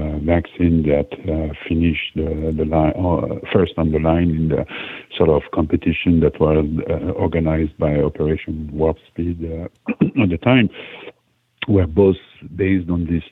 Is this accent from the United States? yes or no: no; Switzerland; I'm from Switzerland